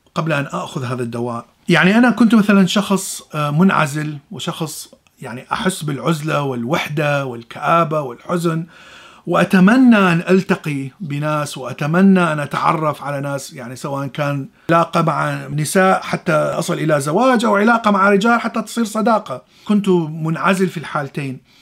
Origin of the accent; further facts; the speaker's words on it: Iraq; moved away as an adult; أنا من العراق وعشت حر حربين وطلعت من العراق